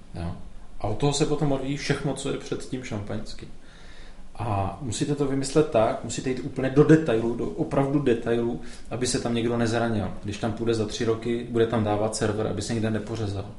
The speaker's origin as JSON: {"language": "Czech", "area": "Beskydy mountains", "region": "Moravia", "country": "Czechia", "also_born_or_lived": "Ostrava", "said": "Já jsem se vzal v Beskydech v horách. Mm-hmm. Jsem z Moravy"}